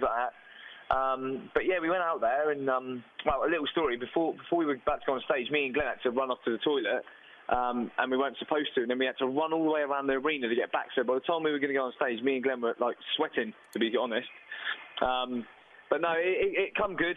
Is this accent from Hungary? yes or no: no; Southampton, South East England, United Kingdom; We're all from Southampton.